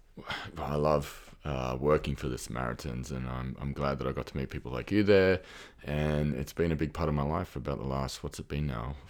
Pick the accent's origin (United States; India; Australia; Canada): Australia; accent: Australian; moved away as an adult; I can probably hear from my accent that I'm, I'm Australian. I moved here about five years ago